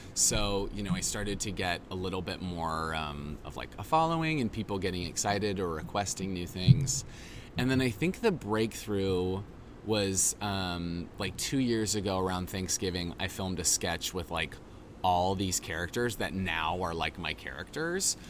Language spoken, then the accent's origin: English; Boise, Idaho, United States; moved away; I grew up in Boise.